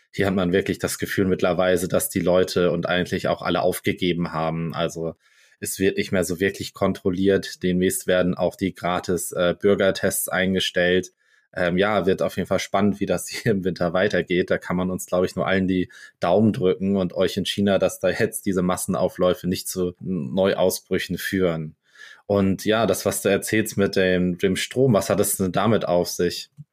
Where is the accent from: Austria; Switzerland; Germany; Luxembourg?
Germany; bei uns in Deutschland